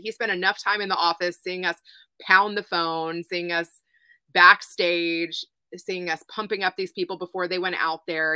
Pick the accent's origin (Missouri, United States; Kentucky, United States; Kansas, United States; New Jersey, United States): Kentucky, United States; Louisville; my hometown in Louisville